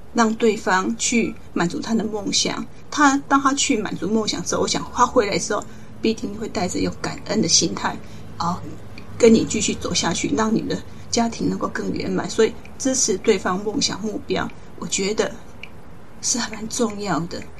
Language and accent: Chinese; Taiwan; 我们台湾人